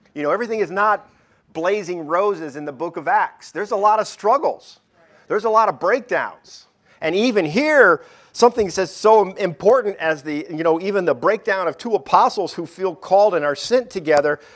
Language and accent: English; Detroit, Michigan, United States; moved away; I'm from Detroit